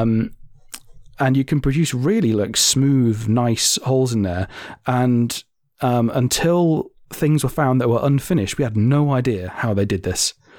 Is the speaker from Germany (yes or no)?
yes; Germany; moved away; I grew up in Germany